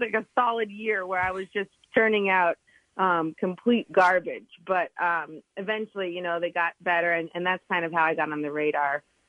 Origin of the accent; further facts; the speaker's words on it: Hershey, Pennsylvania, United States; moved away; because I'm from Hershey